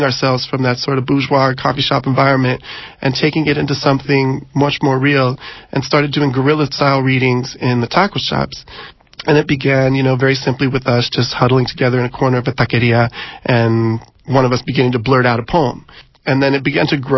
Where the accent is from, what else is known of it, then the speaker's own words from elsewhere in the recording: San Diego, California, United States; moved away as an adult; now in San Francisco, United States; it's my hometown